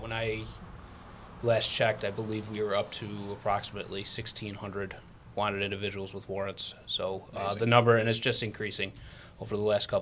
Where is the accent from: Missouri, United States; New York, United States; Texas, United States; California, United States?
New York, United States; Rochester; I grew up in Rochester, born and raised, and went to Aquinas, graduated 2000